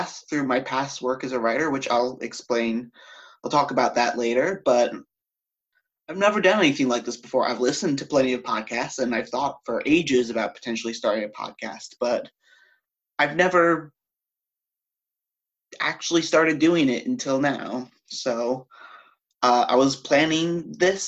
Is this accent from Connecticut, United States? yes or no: yes; Connecticut, United States; moved away as an adult; also born or lived in upstate New York; now in New York City, United States; I grew up in Connecticut.